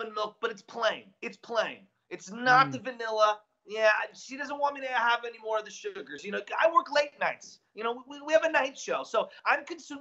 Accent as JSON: {"language": "English", "town": "San Francisco", "region": "California", "country": "United States", "tie": "born or raised there", "said": "I'm an Irish Catholic and growing up in San Francisco as a high schooler"}